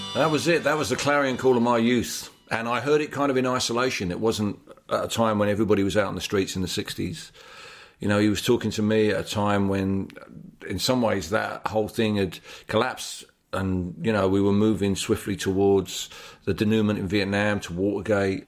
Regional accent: London, United Kingdom; my hometown in East London

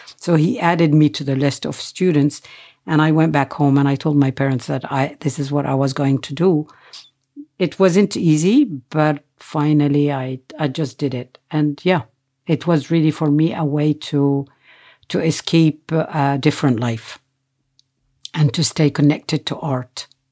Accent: Nazareth, Northern District, Israel; I was born in Nazareth

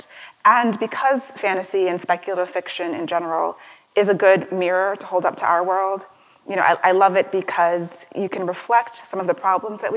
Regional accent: Maryland, United States; also born or lived in Washington, D.C.; I grew up in Maryland for most of my life

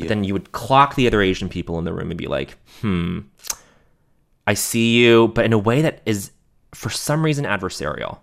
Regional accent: Montreal, Quebec, Canada; growing up in Montreal

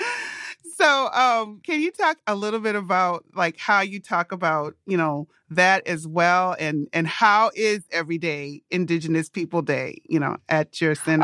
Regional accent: Minnesota, United States; I grew up in Minnesota

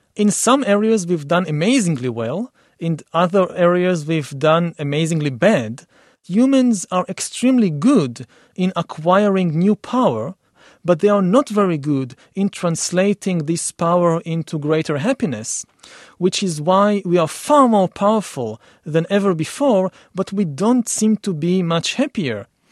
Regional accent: Israel; I come from Israel for the Middle East

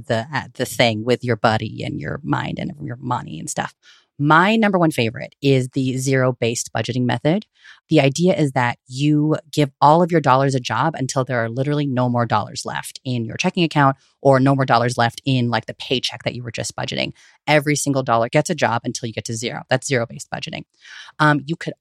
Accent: Bay Area, California, United States; I am born and raised in the Bay Area, also known as unceded Ohlone territory

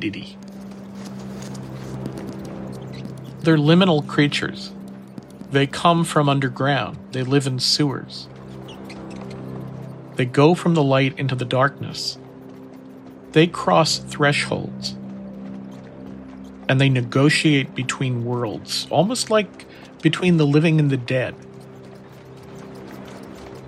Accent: New York City, New York, United States; I grew up in New York City, and I rode the subways quite frequently

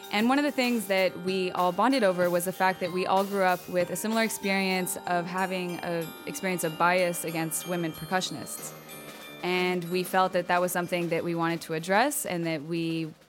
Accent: Los Angeles, California, United States; now in New York City, United States; I am a New York based percussionist and teacher. I'm originally from Los Angeles.

